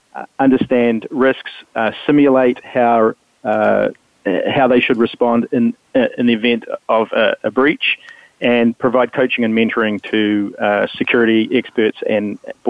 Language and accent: English; New Zealand; now in Atlanta, United States; When I grew up in New Zealand